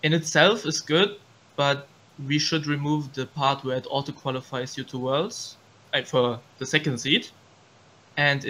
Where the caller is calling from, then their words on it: Cologne, North Rhine-Westphalia, Germany; I'm calling from Cologne, Germany